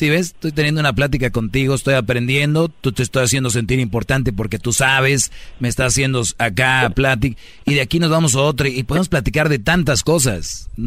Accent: Nayarit, Mexico; Nosotros somos de Nayarit.

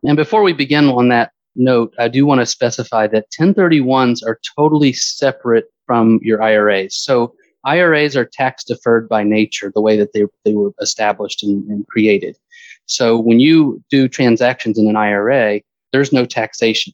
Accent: Stone Mountain, Georgia, United States; moved away as an adult; also born or lived in Alabama / Fort Myers, Florida; now in Florida, United States; I grew up in Stone Mountain, Georgia, which is about 20 miles east of Atlanta.

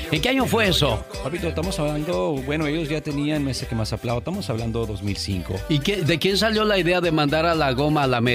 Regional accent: Tamazula, Jalisco, Mexico; moved away; Un día salí de Tamazula, Jalisco.

